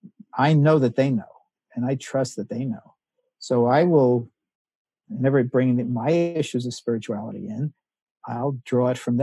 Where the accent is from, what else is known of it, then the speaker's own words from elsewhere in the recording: United States; I grew up in the United States in the 50s and 60s